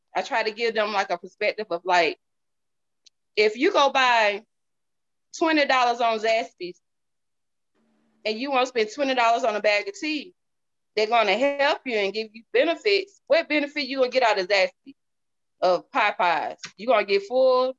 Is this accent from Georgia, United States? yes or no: yes; Georgia, United States; accent: country; I'm from the South. I'm from Georgia